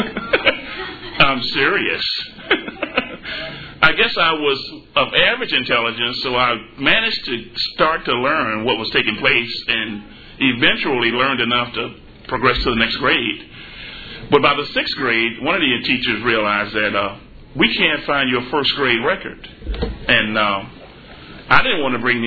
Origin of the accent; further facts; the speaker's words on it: Forest City, Arkansas, United States; moved away; I grew up in Forest City, Arkansas.